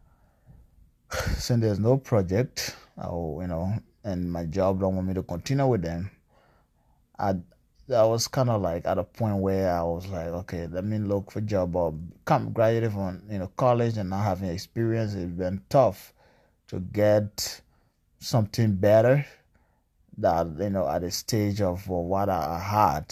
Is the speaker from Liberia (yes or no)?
yes; Greenville, Sinoe County, Liberia; also born or lived in Bong County, Liberia; now in Washington, United States; I'm from Liberia, uh, from the eastern part of Liberia, southeastern part, Greenville, Sandal County